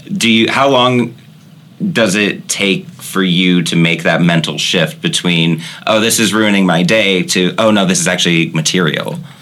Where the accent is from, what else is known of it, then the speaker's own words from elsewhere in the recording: Midwest, United States; We're from the Midwest